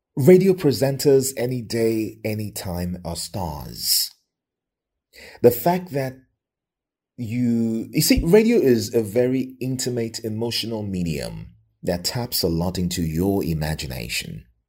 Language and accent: English; Lagos, Nigeria; now in Ibadan, Nigeria; I was born and raised in Lagos.